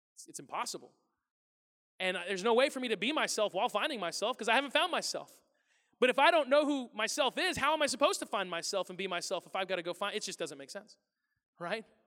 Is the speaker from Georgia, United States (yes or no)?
no; the Ozarks, Missouri, United States; moved away; I'm from the Ozarks in Missouri